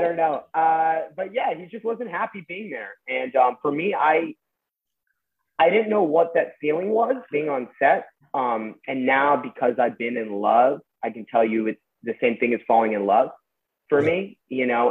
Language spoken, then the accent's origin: English; Westlake Village, California, United States; I grew up in Westlake Village and so pretty normal suburban yeah. upbringing.